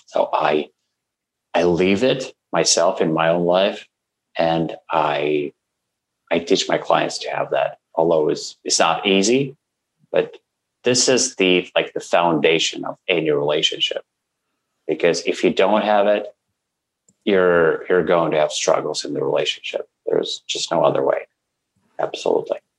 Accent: Russia; English is a second language; moved away as an adult; now in Canada; I come from Russia I'm 38 now and for 36 years I lived in Russia

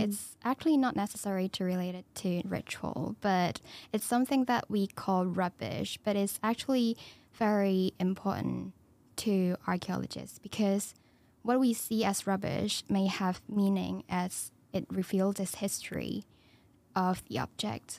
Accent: Hong Kong; moved away as an adult; now in United Kingdom; I'm from Hong Kong. I'm a international student

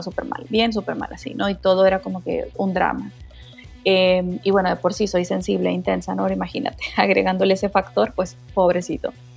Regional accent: Mexico; como decimos en México

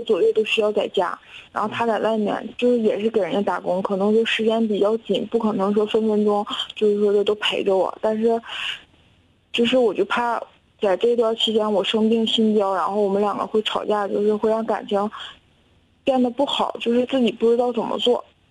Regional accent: northern China, China; 我是北方人

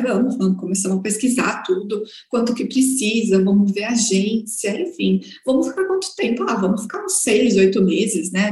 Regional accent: Guarulhos, São Paulo, Brazil; sou de Guarulhos, São Paulo

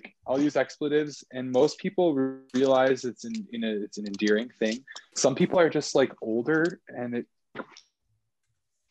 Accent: Port Washington, Wisconsin, United States; also born or lived in Fredonia, Wisconsin / Milwaukee, Wisconsin; I am from Port Washington, Wisconsin, which is just north of Milwaukee. So I was literally born in Port Washington

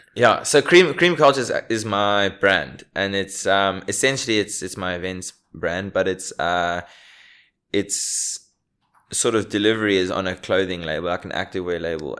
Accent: South Africa; now in Australia; I was born here, I grew up here, I was raised here

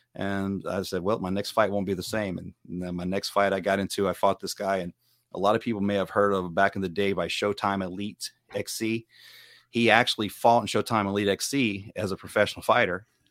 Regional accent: Hickory, Mississippi, United States; accent: southern twang; now in California, United States; I'm originally from Mississippi. Uh, I'm from a small town called Hickory

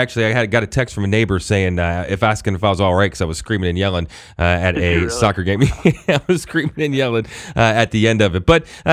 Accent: Hagerstown, Maryland, United States; I grew up down in Hagerstown

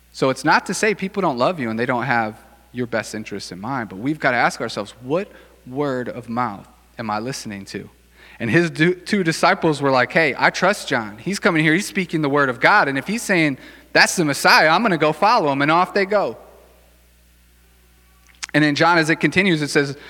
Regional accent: Racine, Wisconsin, United States; also born or lived in Chicago suburbs; I grew up here in Racine.

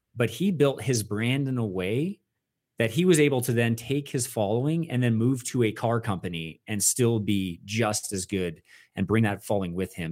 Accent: Westlake Village, California, United States; I am from Westlake Village, California

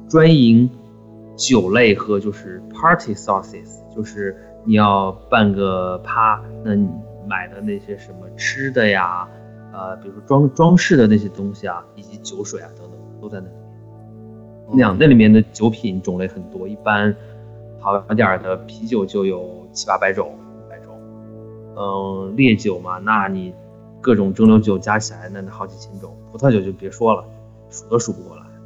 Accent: China; moved away; 我们中国人

